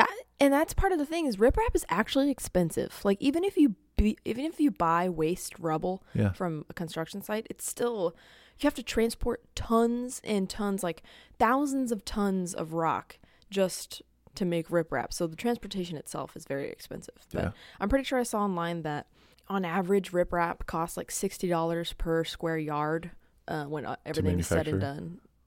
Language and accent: English; United Kingdom; Spelled with a U because we're British.